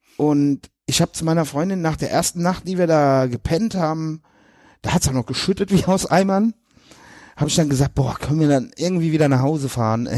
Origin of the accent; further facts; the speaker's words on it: near Limburg, Hesse, Germany; also born or lived in Westerwald; ich komme ja da aus der Nähe von Limburg, da ist ja Hockey ganz groß